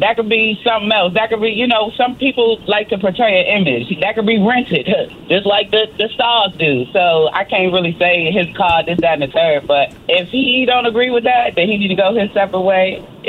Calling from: United States; I'm calling from Montgomery County.

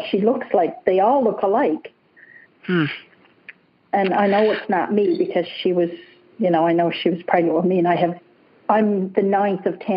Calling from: British Columbia, Canada; yes, yeah, I'm in British Columbia

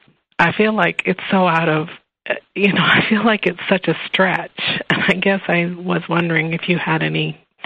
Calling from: Lincoln, Nebraska, United States; From Lincoln, Nebraska.

